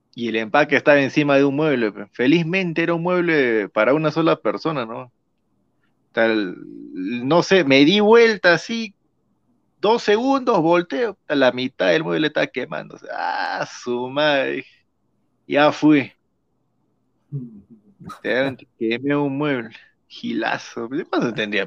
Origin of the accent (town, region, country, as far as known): Tacna, Peru